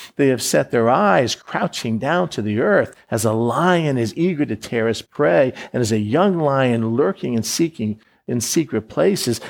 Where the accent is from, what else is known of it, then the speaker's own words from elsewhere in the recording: Florida, United States; I was born in Florida. I grew up in Florida